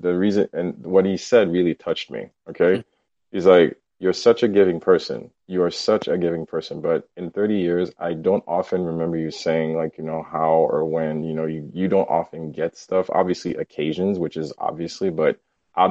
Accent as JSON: {"language": "English", "country": "Haiti", "tie": "born or raised there", "moved": "yes", "said": "I grew up in Haiti"}